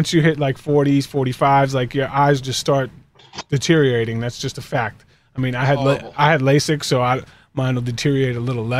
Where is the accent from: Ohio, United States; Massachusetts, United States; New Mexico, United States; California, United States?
Massachusetts, United States; Boston; Because I'm from Boston, and it's Pedro Martinez.